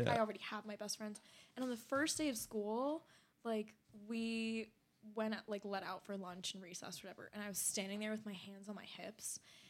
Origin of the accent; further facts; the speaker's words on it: Washington, District of Columbia, United States; also born or lived in Hanoi, Vietnam; as a person of color, so, like, I'm from D.C., I went to an international school, but it was very Eurocentric.